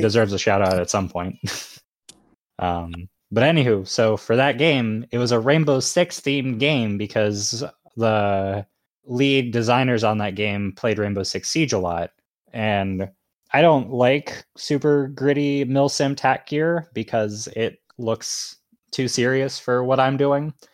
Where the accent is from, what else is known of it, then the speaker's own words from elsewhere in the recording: Boston, Massachusetts, United States; I am a Bostonian